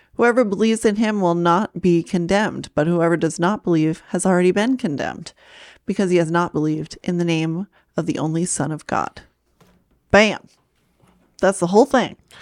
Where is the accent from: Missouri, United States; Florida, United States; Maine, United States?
Maine, United States; I'm from Maine